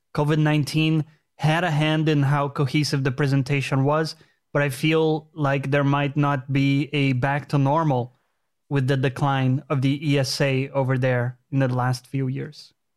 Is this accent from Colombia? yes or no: no; Brazil; moved away; I'm from Brazil